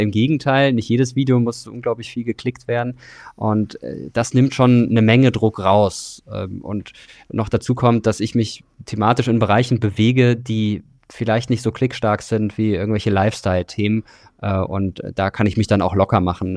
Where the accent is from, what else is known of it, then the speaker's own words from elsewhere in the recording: Germany; wir sind auch als Deutschland NATO-Mitglied